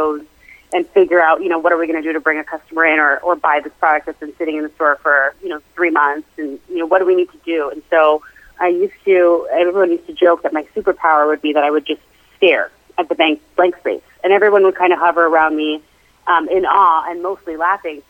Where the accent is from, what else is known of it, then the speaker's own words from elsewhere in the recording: Toronto, Ontario, Canada; moved away; I am originally from Toronto, Canada